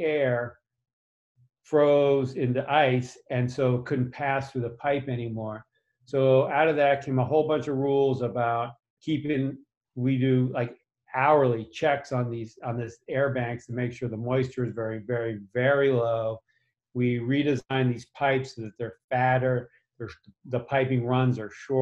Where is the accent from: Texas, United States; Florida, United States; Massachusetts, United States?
Massachusetts, United States; grew up in Massachusetts